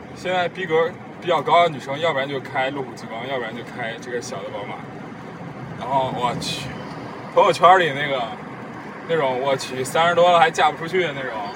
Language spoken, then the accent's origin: Chinese; Henan, China; accent: Henan dialect; 主要我没有说河南话